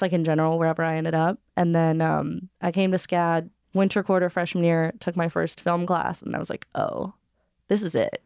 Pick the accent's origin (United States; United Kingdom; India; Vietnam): United States; Hawaii; I was born and raised in Hawaii, but both my parents are from L